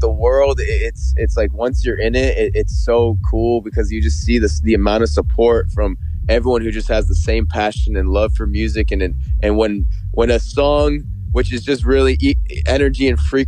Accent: Toronto, Ontario, Canada; born or raised there

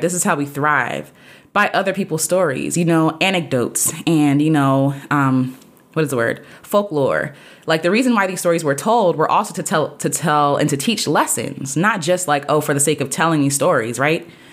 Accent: United States; I'm an American, so my people got here by way of the Atlantic sla-, slave trade

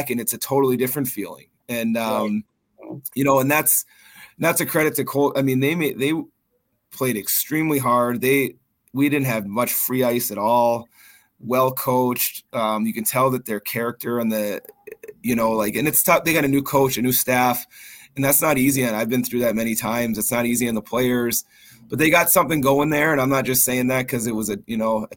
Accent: Minnesota, United States; also born or lived in Duluth, Minnesota / Faribault, Minnesota; now in Maine, United States; I grew up in Minnesota, which has, you know, maybe in the United States, the richest hockey, you know, tradition anywhere

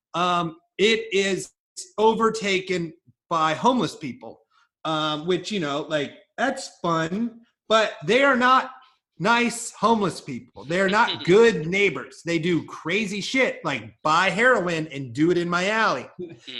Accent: Iowa, United States; I grew up in a rural town in Iowa

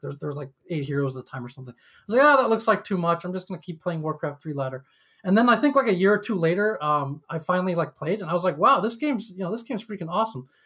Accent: upstate New York, United States; also born or lived in Shanghai, China; I grew up in upstate New York

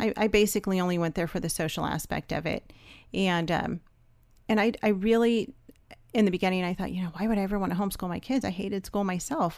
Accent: Los Angeles, California, United States; moved away as an adult; also born or lived in Georgia; we're from Los Angeles

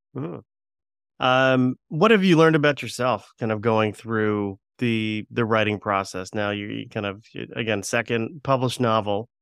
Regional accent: Florida, United States; we were growing growing up in Florida

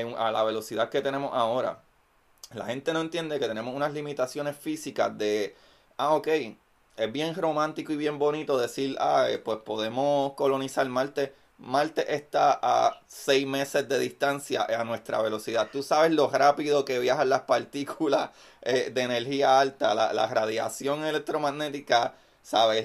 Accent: Bayamón, Puerto Rico; also born or lived in Levittown; yo soy, eh, originalmente de Bayamón, pero siempre estudié en Levy Town

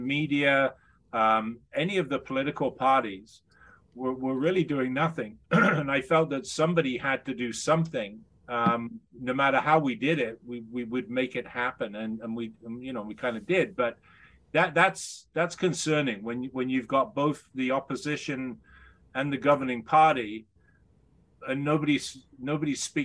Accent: United Kingdom; moved away as an adult; now in Canada; I'm still a Brit. I'm a permanent resident here. Oh, so I've been here 35 years.

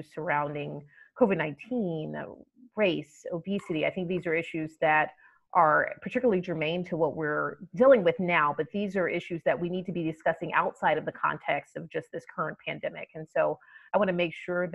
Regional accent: Atlanta, Georgia, United States; now in Boston, United States; I grew up in Atlanta

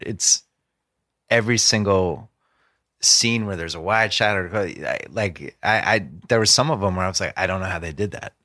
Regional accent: Massachusetts, United States; moved away as an adult; also born or lived in Boston; I'm from Massachusetts, and spent my first thirty-two years of my life in New England and lived in Boston the last ten years I was there

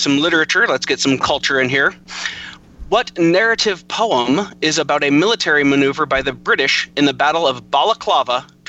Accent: Salt Lake City, Utah, United States; I'm from Salt Lake City area, Utah.

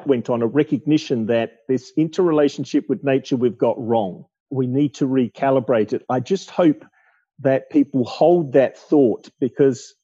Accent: Australia; growing up in Australia, seeing shifts in attitude to wildlife and native vegetation.

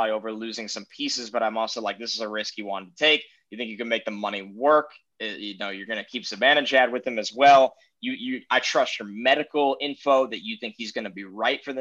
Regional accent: New York, United States; I'm a New Yorker

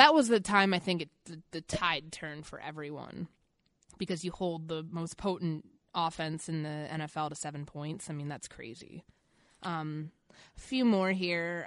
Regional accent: Chicago, Illinois, United States; moved away; going to Chicago for me, that was my first, um, my first Vikings, uh, game covering the Vikings in my hometown

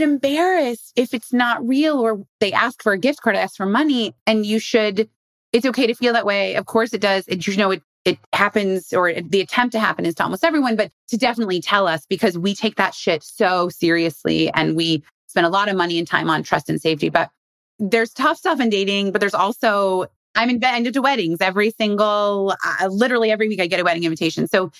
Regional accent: Indiana, United States; I'm from Indiana. A lot of people in Indiana don't like to travel.

